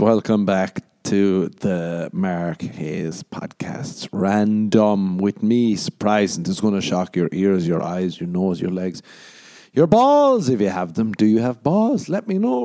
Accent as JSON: {"language": "English", "country": "Ireland", "tie": "born or raised there", "moved": "yes", "said": "growing up in Ireland"}